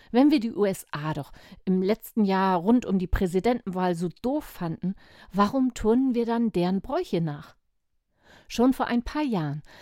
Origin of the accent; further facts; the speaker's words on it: Cologne, North Rhine-Westphalia, Germany; Aber wisst ihr was? Ich bin gar nicht aus Amerika und auch nicht aus Irland. Ich komme hier direkt aus Köln.